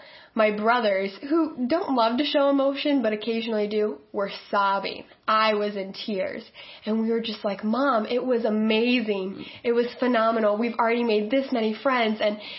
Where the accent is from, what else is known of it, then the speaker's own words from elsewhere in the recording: next to Detroit, Michigan, United States; moved away; I grew up in Michigan, next to Detroit, and that's where my dad grew up. My mom's from Ohio.